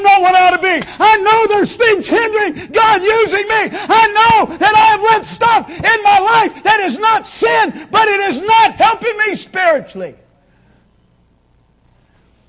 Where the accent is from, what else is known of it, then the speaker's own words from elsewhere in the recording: Kansas, United States; growing up in Kansas